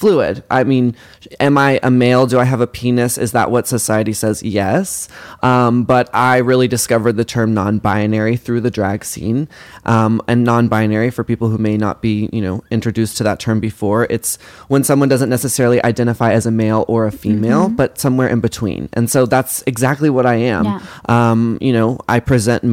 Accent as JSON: {"language": "English", "town": "Carrollton", "region": "Texas", "country": "United States", "tie": "born or raised there", "said": "I grew up in Dallas, Texas. Actually, Carrollton, which is outside of Dallas."}